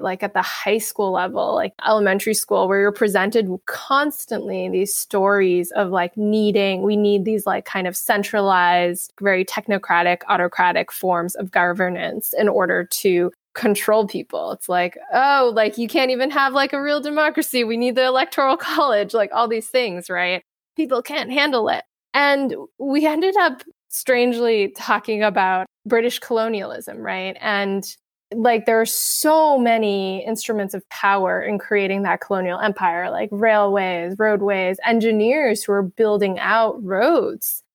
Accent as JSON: {"language": "English", "country": "United States", "said": "being American"}